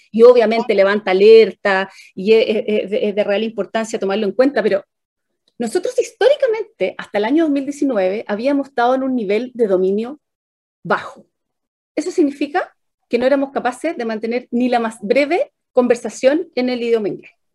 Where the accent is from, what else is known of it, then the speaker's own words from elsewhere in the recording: Chile; como chilenos